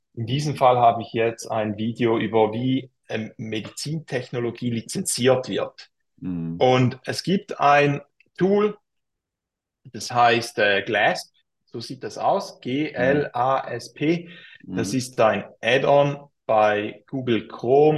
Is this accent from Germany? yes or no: no; Switzerland; accent: Swiss German; für mich als Schweizer